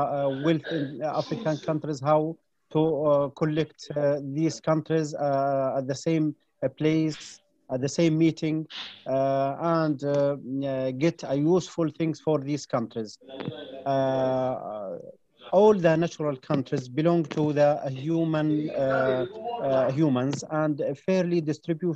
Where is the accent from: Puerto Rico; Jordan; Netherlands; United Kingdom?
Jordan; from Jordan